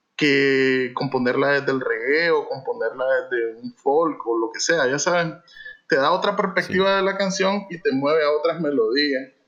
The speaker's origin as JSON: {"language": "Spanish", "region": "Managua", "country": "Nicaragua", "moved": "yes", "lives_now": "Masaya, Nicaragua", "said": "originalmente eh, de Managua y nos venimos hace 20 años exactamente oh. para este lado"}